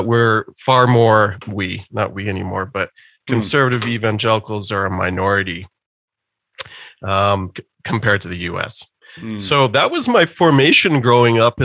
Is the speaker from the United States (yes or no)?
no; Calgary, Alberta, Canada; I actually started going to church as a kid deep in the suburbs of Calgary. So I've lived in Calgary almost my whole life.